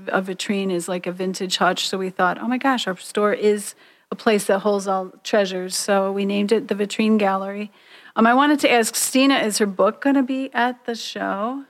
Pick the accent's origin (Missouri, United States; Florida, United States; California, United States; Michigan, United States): Michigan, United States; Detroit; here in Detroit, um, my hometown